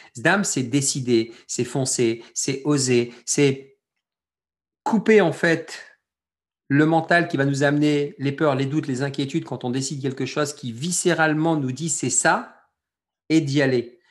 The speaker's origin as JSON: {"language": "French", "country": "France", "tie": "born or raised there", "said": "je suis français d'origine algérienne, je suis algérien né en France"}